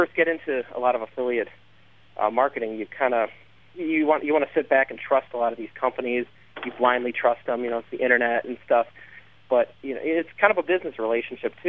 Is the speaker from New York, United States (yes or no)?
no; Chicago, Illinois, United States; I'm from Chicago, live in Chicago